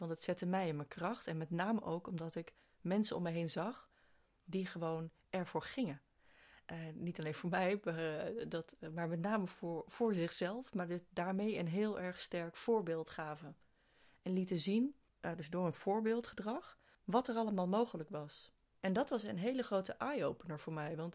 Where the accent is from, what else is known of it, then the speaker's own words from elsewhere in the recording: East Netherlands, Netherlands; vanuit de plek waar ik eh, ben opgegroeid, vanuit het oosten van het land.